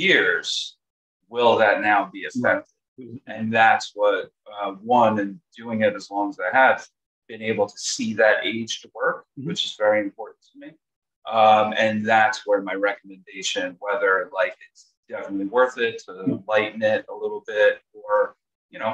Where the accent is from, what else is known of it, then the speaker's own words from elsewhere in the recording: New York, United States; So I'm from New York. I've always been in New York.